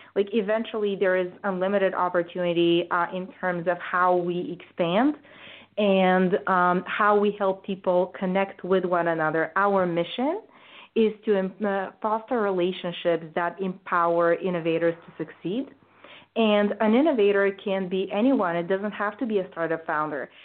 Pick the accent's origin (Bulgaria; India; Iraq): Bulgaria; moved away as an adult; now in United States; I grew up in Bulgaria, which is a post communist country